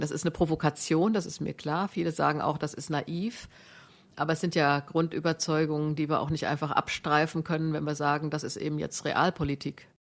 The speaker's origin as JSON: {"language": "German", "country": "Germany", "said": "Ich kann als Deutsche"}